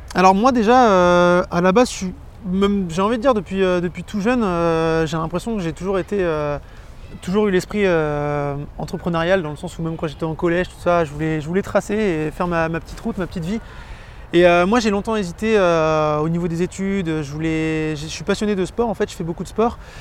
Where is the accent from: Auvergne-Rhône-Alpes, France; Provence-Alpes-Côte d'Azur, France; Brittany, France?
Brittany, France; Vannes; je suis de Vannes.